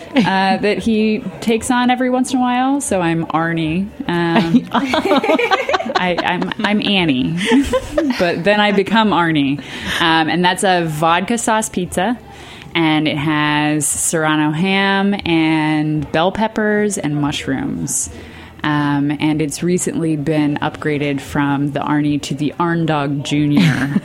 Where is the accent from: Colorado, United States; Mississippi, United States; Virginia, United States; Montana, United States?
Virginia, United States; Northern; moved away as an adult; also born or lived in Pittsburgh; now in Brooklyn, United States; I grew up kind of on the borderlands between the like country Virginia and the like DC suburb Virginia